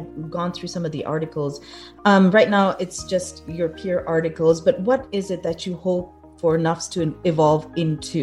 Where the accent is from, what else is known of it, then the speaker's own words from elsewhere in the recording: Pakistan; growing up in Pakistan